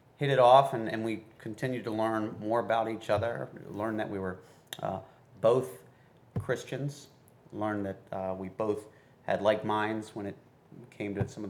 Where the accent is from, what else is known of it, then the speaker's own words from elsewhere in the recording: Glendale, Maryland, United States; we had a period of time where we had lived right next to one another in Glendale, Maryland